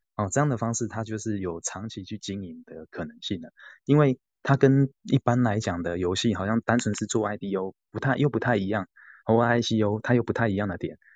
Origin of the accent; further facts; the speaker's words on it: Taiwan; 台湾是我们土生土长的地方